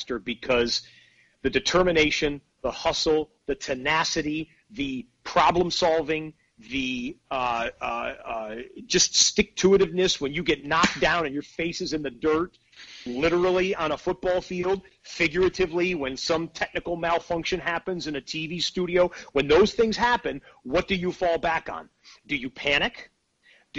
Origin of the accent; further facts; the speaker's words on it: Detroit, Michigan, United States; moved away; I grew up in the Detroit area, so the Lions were my team growing up